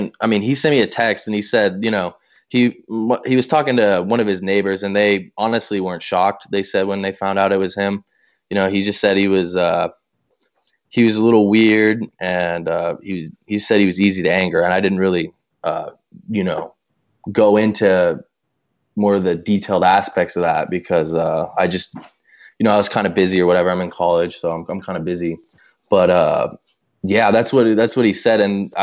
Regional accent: Colorado, United States; growing up in Colorado, because we were so close in proximity to Columbine, you know, we talked about it from the time when we were really young

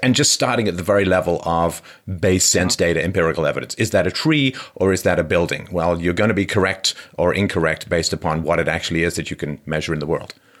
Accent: England, United Kingdom; growing up in England

